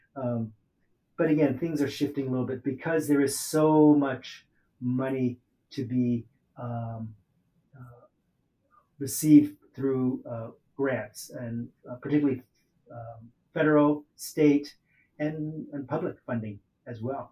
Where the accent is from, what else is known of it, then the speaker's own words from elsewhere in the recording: Oakland, California, United States; I grew up in Oakland